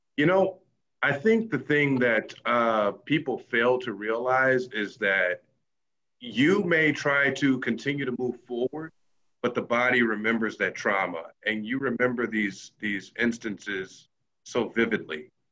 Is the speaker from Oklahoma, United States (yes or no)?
yes; Tulsa, Oklahoma, United States; moved away; I am from Tulsa, Oklahoma, and I'm a long way away from home